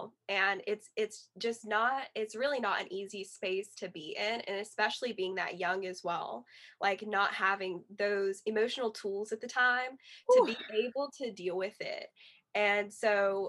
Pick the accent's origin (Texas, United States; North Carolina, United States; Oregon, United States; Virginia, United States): North Carolina, United States; Yadkin County; also born or lived in Wilkesboro, North Carolina / Cullowhee, North Carolina; So then around third grade or second grade, we moved to Yadkin County